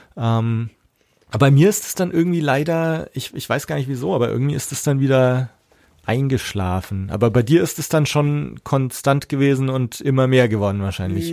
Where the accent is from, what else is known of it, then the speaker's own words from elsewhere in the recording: Erlangen, Bavaria, Germany; bei uns in Erlangen auch, aber da, das war für mich so eine abgeschlossene Welt. Also unsere Schule war da gleich in der Nähe